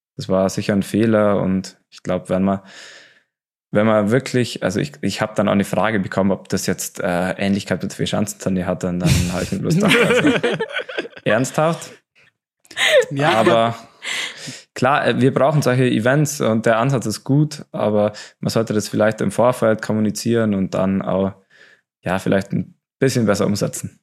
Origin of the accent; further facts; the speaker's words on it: Oberstdorf, Bavaria, Germany; bei uns in Oberstdorf